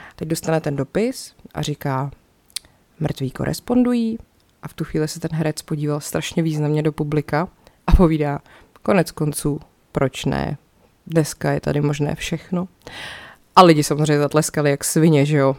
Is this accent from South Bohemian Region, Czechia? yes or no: yes; České Budějovice, South Bohemian Region, Czechia; když jsem byla malá, tak jsme chodili u nás v Budějcích do kina Vesmír